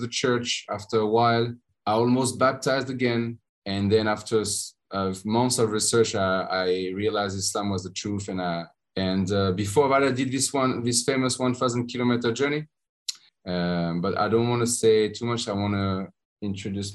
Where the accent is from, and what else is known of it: France; English is a second language; moved away as an adult; also born or lived in Spain